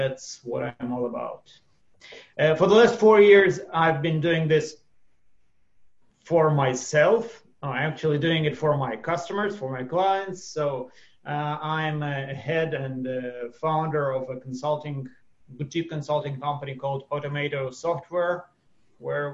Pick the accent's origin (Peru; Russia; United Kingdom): Russia; now in Israel; For the last 30 years, I've been living in Israel. Before that, I was born and brought up in Russia